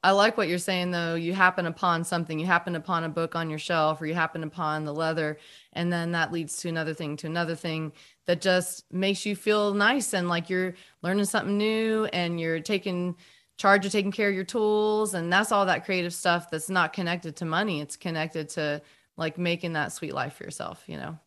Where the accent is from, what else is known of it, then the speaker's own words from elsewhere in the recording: North Carolina, United States; we're both from North Carolina